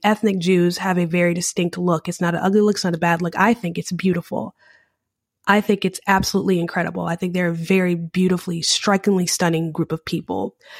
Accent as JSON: {"language": "English", "country": "United States", "said": "I'm an American"}